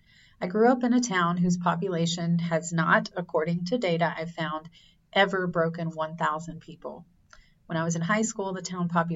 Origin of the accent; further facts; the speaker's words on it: rural South Carolina, United States; moved away; my town was so small, we didn't have our own high school. We shared it with the next tiny town over. On a two-lane highway that threaded through rural South Carolina with small towns dotting along it like the 10-cup pearl necklace, my high school sat between our little villages